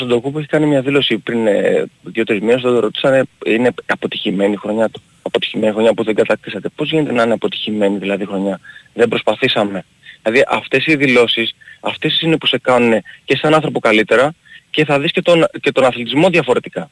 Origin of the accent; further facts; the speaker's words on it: Greece; εμείς οι Έλληνες